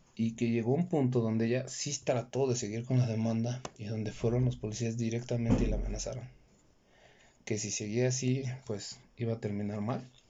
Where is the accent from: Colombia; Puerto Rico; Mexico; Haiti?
Mexico; en México, de donde yo soy